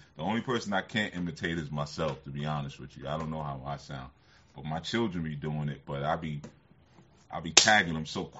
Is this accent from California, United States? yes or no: yes; Oakland, California, United States; Yeah, because you know, growing up in Oakland, you know what I mean?